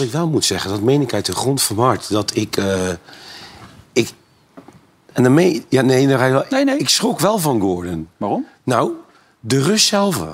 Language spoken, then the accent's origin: Dutch; Netherlands; als Nederlanders